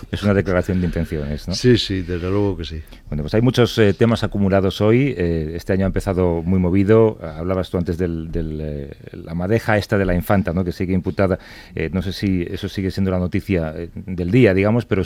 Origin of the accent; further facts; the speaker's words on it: Madrid, Community of Madrid, Spain; Yo soy de Usera